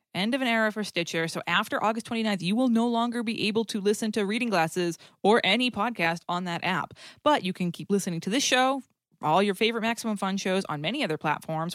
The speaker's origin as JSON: {"language": "English", "region": "New England", "country": "United States", "accent": "New England", "said": "I'm from New England"}